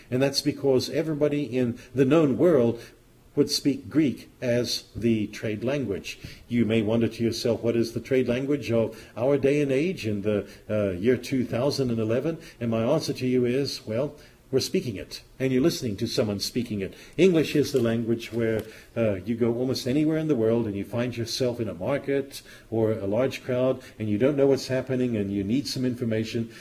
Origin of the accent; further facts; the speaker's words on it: Zimbabwe; moved away; When I was young, I lived in a country called southern Rhodesia